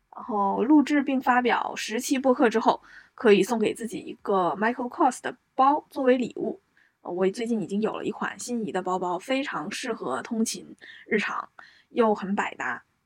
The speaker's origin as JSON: {"language": "Chinese", "region": "a small city in Northeast China", "country": "China", "tie": "born or raised there", "moved": "as an adult", "lives_now": "Shanghai, China", "said": "我是一个东北小城长大的女生，去了大西北上大学，目前呢又来到了华东，在魔都工作和生活"}